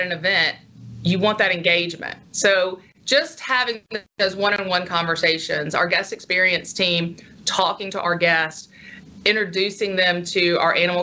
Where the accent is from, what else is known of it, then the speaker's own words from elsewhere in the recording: Union Church, Mississippi, United States; moved away; my hometown of Union Church, which is about 3 miles, 3 hours north of here